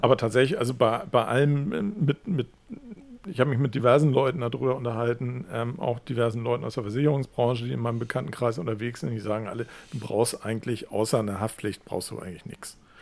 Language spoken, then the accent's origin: German; Hamburg, Germany; da, wo ich aufgewachsen bin, ist halt Hamm Nord